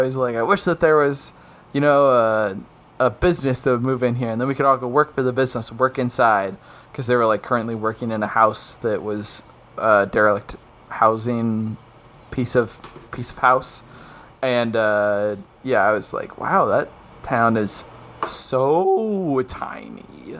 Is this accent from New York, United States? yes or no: yes; New York, United States; That's my North Bath accent. Hey, I'm from New York.